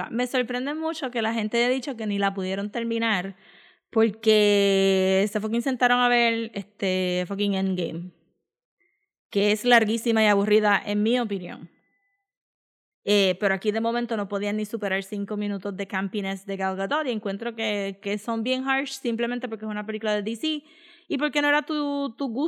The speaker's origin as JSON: {"language": "Spanish", "country": "Israel", "tie": "born there", "said": "Si nací en Israel, ¿qué carajo tú crees que va a pensar?"}